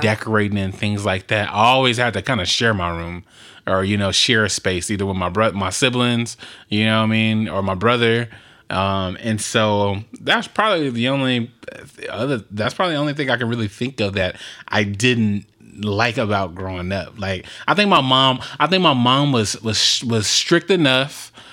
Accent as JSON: {"language": "English", "town": "Compton", "region": "California", "country": "United States", "tie": "born or raised there", "said": "when we grew up in Compton"}